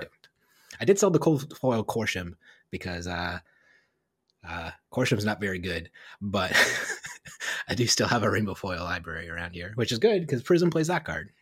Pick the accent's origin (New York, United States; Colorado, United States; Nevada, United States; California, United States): New York, United States; New York City; accent: Brooklyn; my Brooklyn accent